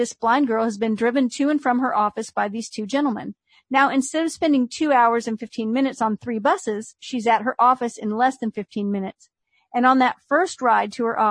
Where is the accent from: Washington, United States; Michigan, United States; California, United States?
California, United States; moved away; I grew up in California